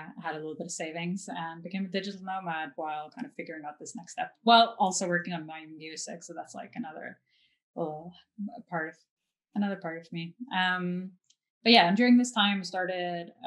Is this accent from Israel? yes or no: no; Norway; also born or lived in New York; now in Los Angeles, United States; I'm from Norway, but I'm not really attached to Norway anymore. And, you know, I was born and raised there